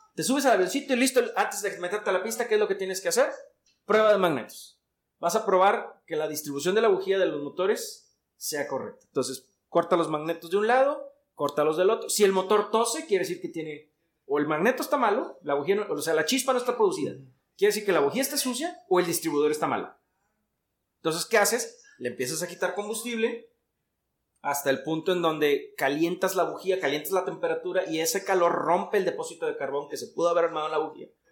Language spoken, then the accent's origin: Spanish; Mexico; yo como ciudadano mexicano no puedo trabajar en una aeronave americana